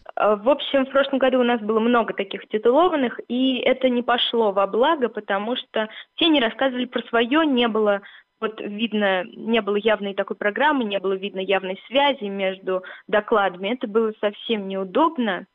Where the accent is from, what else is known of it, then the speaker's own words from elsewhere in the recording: Dubna, Moscow Oblast, Russia; Я из Дубны, у нас там все математики, физики